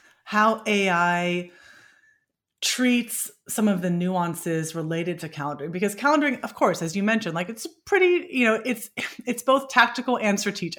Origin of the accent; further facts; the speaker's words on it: Bay Area, California, United States; growing up in the Bay Area